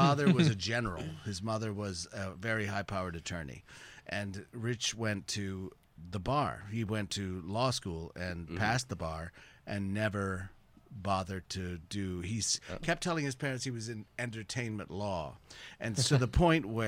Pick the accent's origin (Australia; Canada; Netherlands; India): Canada